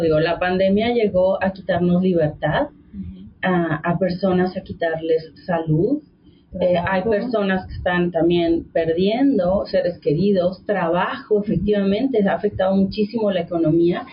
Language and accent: Spanish; Mexico; todos somos mexicanos